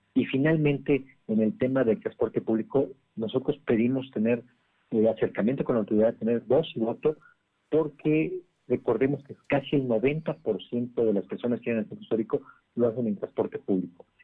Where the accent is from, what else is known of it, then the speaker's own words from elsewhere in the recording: Poblanos, Puebla, Mexico; como poblanos